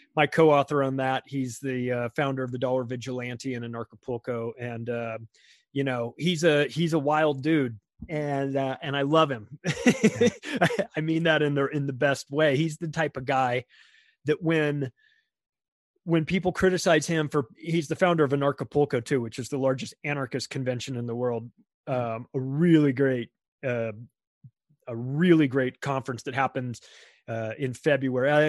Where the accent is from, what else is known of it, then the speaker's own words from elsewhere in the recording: United States; an American who who lives in America and has my whole life